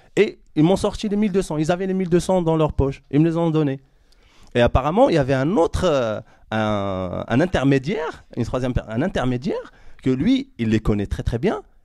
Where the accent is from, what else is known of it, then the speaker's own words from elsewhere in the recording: Morocco; now in France; je suis marocain, je suis né dans ce pays, j'aime ce pays